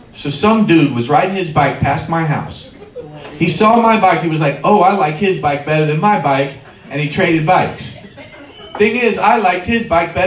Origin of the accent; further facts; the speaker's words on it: Covington, Ohio, United States; moved away as an adult; also born or lived in California; I grew up in Covington. And I lived in Covington for pretty much till I was 20